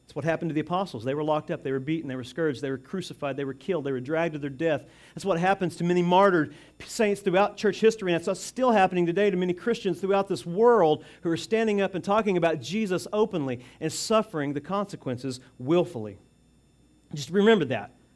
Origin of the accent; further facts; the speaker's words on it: United States; as American citizens